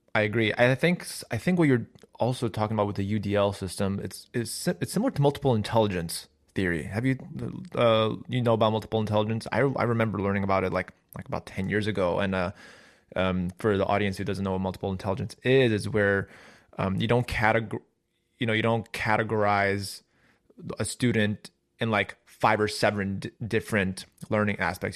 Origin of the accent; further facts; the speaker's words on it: Chicago, Illinois, United States; I'm from Chicago